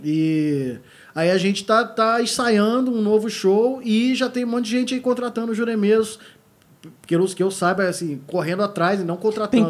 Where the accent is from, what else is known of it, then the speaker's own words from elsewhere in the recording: Rio de Janeiro, Brazil; eu sou do Rio